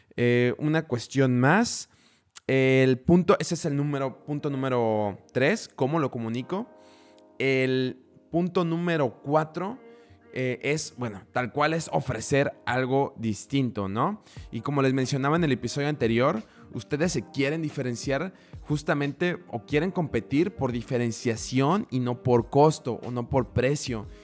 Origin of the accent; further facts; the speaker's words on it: Mexico; now in Budapest, Hungary; soy el primer mexicano en Budapest en hacer un podcast con formato de storytelling